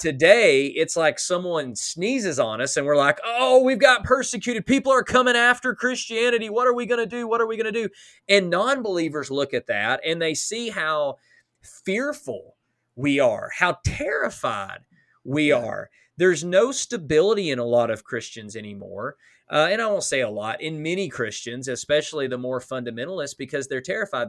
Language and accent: English; United States; as an American